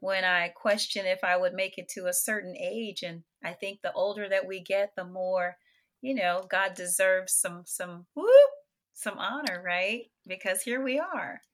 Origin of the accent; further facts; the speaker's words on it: New Orleans, Louisiana, United States; I am, New Orleans, Louisiana. I grew up on Music Street